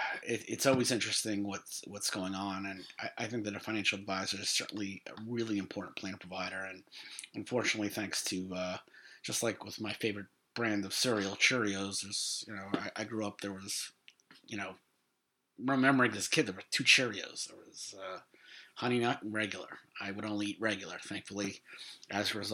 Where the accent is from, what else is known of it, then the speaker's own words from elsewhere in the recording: New York, United States; New York, obviously my hometown